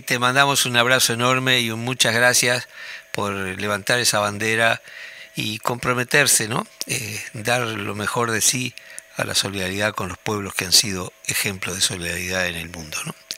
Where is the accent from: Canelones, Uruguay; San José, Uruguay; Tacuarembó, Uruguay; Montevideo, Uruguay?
Tacuarembó, Uruguay; moved away as an adult; como hombre del interior, yo nací en Tacuarembó y viví allí hasta los 20 años